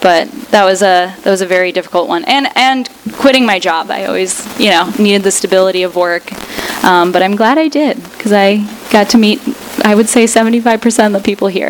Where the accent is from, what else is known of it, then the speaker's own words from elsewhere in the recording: Russia; now in United States; I was born in Russia